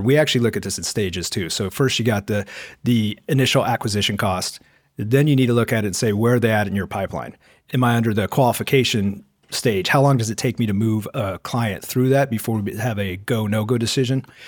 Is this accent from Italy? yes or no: no; Portland, Oregon, United States; moved away; Originally, I was from Portland, Oregon area